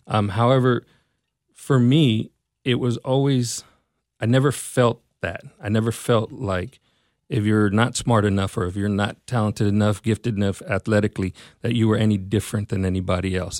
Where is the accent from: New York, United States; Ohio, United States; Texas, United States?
Texas, United States; Mesquite; I'm from Mesquite, and, uh, I was, was raised here, grew up, grew up here